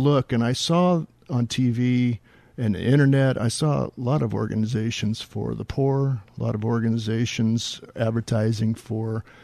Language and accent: English; Kent, Washington, United States; also born or lived in Wichita, Kansas / California; Down in Kent, in the Kent area